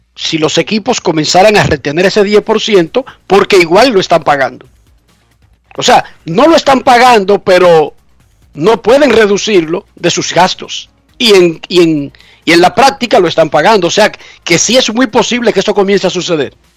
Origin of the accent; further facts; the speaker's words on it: Santo Domingo Oeste, Distrito Nacional, Dominican Republic; yo que soy de Buenos Aires de Herrera